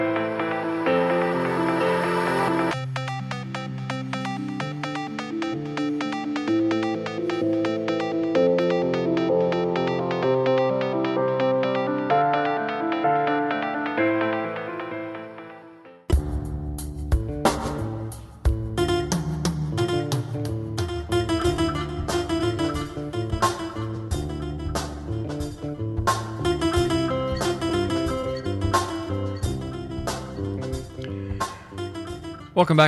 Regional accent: Canada; I'm from Canada

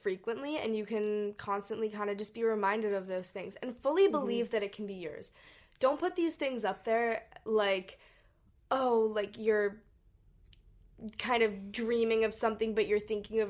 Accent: Hong Kong; We grew up in Hong Kong and we traveled all over Asia.

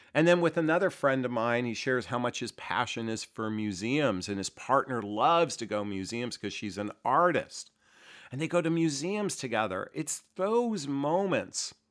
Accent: United States; I was born and raised here in the United States

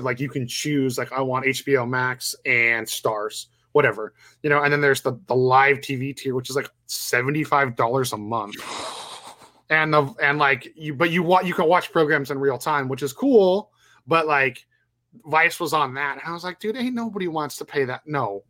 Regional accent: Canada; well, especially being Canadian.

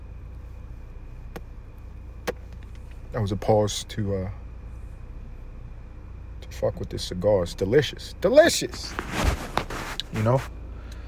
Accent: United States; I'm fucking American

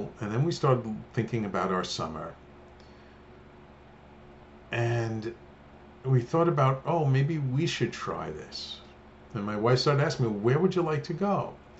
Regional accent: Australia; we saw the picture of the two of you holding a koala, and we're from Australia, and we thought these are the perfect people for us.

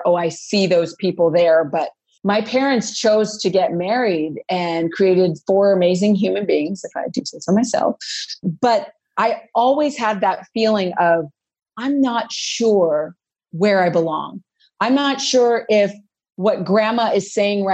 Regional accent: Los Angeles, California, United States; I'm from Los Angeles, grew up in LA.

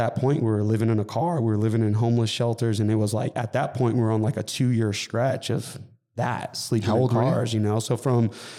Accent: Montclair, California, United States; also born or lived in Coachella Valley; So I was born in Montclair, California, and I lived in the Inland Empire till I was 12, you know, till I moved out to the Coachella Valley.

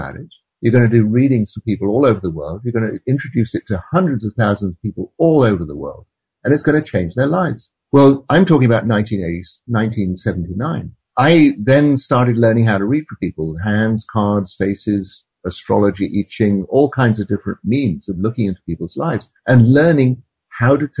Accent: England, United Kingdom; moved away as an adult; also born or lived in India; how I grew up in England

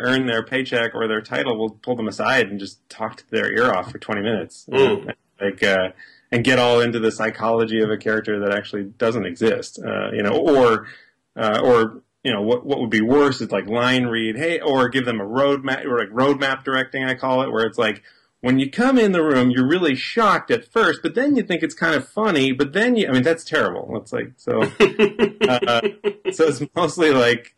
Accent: Maine, United States; now in Los Angeles, United States; I'm speaking to you from Los Angeles, but I'm from Maine

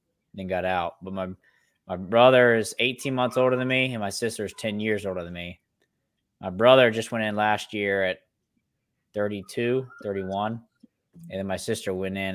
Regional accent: Greensboro, North Carolina, United States; I was born and raised actually in Greensboro, North Carolina

